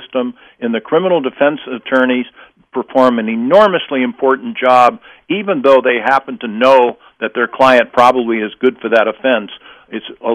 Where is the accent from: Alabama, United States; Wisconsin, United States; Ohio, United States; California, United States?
California, United States; I'm from California